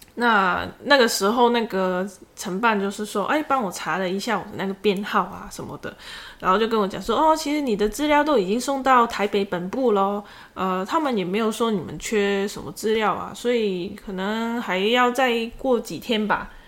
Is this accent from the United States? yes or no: no; Macau; now in Taiwan; 我不是大陆的，我是澳门的